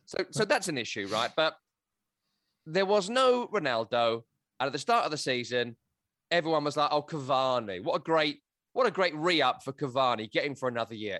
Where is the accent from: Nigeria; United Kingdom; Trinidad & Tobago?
United Kingdom; England; also born or lived in Scotland (family); now in United States; I'm an Englishman who works in America on soccer